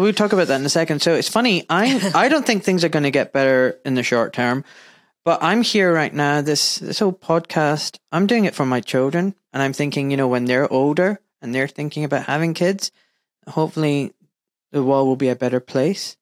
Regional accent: Glasgow, Scotland, United Kingdom; Glasgow, my hometown.

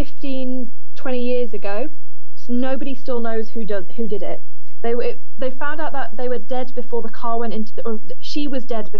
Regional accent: Yorkshire and the Humber, United Kingdom; my hometown up in Yorkshire.

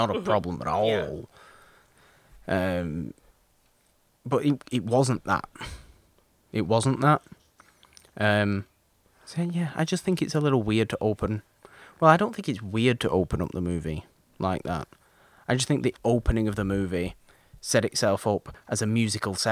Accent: United Kingdom; I'm British

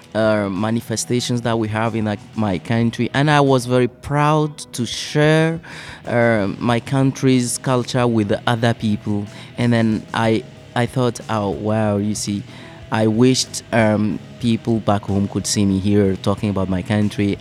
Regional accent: Togo; English is a second language; moved away as an adult; now in Flint, United States; I come from Togo, uh, a French speaking country in West Africa

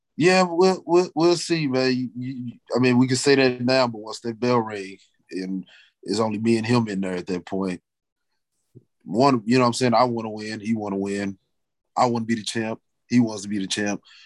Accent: Wellston, Missouri, United States; I'm from Wellston in a way.

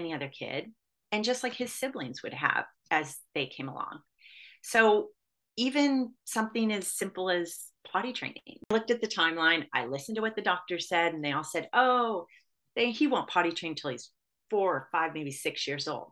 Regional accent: Michigan, United States; when I was growing up in Michigan

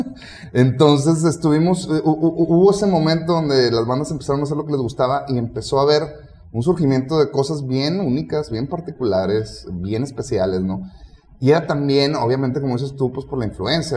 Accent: Mexico; somos mexicanos

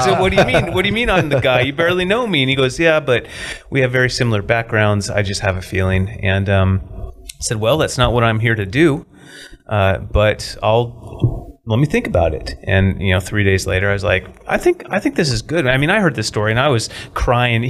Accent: Klamath Falls, Oregon, United States; also born or lived in San Jose, California; now in Medford, United States; I grew up in Klamath Falls.

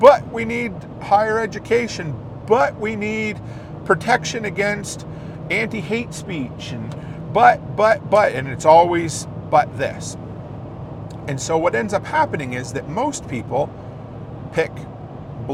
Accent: Canada; I was born here in Canada

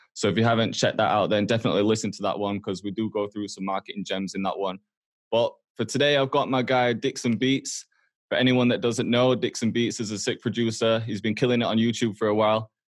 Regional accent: Huddersfield, Yorkshire and the Humber, United Kingdom; moved away as an adult; also born or lived in Toronto, Canada; now in Manchester, United Kingdom; I grew up in Huddersfield

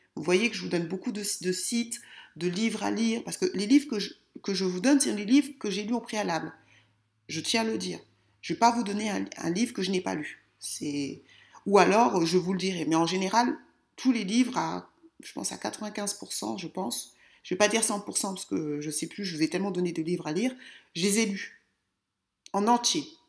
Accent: France; moi je suis française

